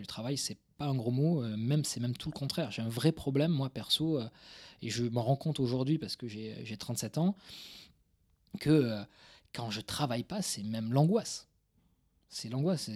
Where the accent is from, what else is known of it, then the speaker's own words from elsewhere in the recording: Toulouse, Occitania, France; c'est euh, banlieue toulousaine. je suis toulousain d'origine